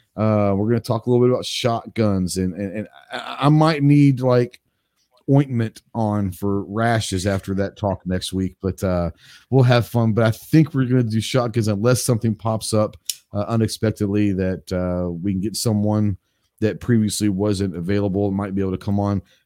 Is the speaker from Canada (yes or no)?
no; Dallas, Texas, United States; now in Arkansas, United States; I grew up in Dallas